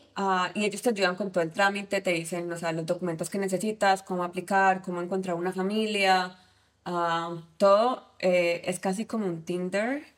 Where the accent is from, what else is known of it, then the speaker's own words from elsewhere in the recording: Cali, Valle del Cauca, Colombia; moved away as an adult; now in United States; soy colombiana, de Cali, y hace seis años, siete años decidí mudarme a Estados Unidos